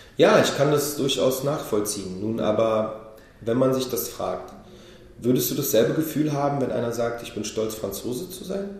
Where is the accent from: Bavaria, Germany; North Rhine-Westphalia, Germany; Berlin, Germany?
Berlin, Germany; also born or lived in Israel; Weil Berliner das kann ich sagen, das bin ich